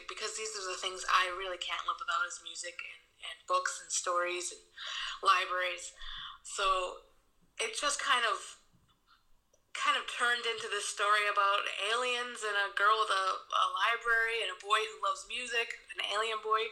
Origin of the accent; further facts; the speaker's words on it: Milford, Massachusetts, United States; now in Germany; I am from Milford, Massachusetts. I currently live in Germany.